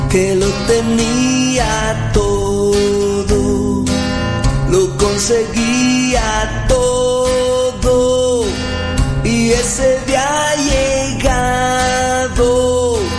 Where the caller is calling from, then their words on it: Denver, Colorado, United States; lo escuchamos desde Denver. Este programa nos ha ayudado.